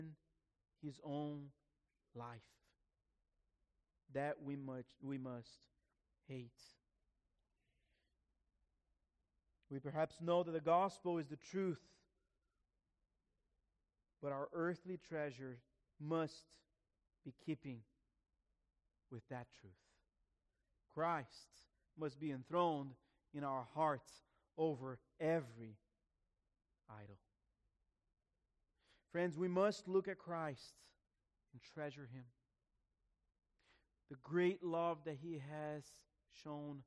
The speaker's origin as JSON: {"language": "English", "country": "Brazil", "tie": "born or raised there", "moved": "yes", "said": "my grandfather, who was a pastor in my hometown in Brazil"}